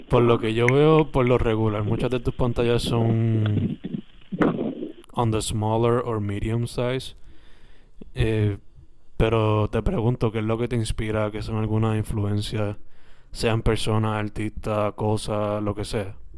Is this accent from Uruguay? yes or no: no; Sabana Grande, Puerto Rico; now in Carolina, Puerto Rico; soy originalmente de Sabana Grande, San Germán